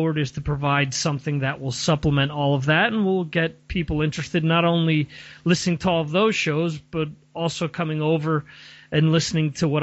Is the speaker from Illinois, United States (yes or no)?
no; New Jersey, United States; growing up in North Jersey